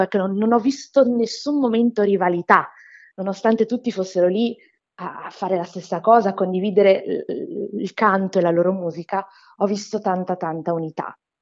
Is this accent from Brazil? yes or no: yes; Brazil; moved away; Sono brasiliana